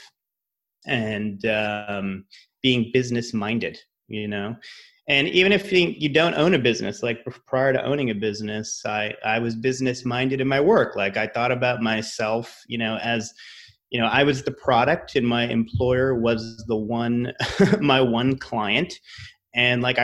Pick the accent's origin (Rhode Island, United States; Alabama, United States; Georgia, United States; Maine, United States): Rhode Island, United States; moved away as an adult; also born or lived in Massachusetts / New York / Los Angeles; I'm from Rhode Island, went to school in Massachusetts.